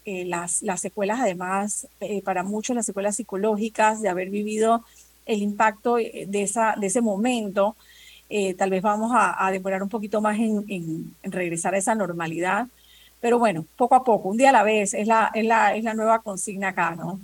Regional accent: Panama; nosotros también somos panameños, también somos ciudadanos, también pagamos impuestos.

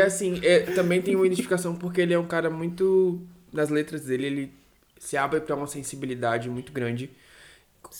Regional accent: Salvador, Bahia, Brazil; daqui da minha terrinha, do meu país, Salvador

